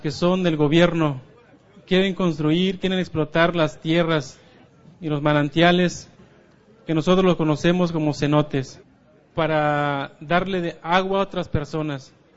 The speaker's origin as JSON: {"language": "Spanish", "region": "Yucatán Peninsula", "country": "Mexico", "said": "vengo de la península de Yucatán"}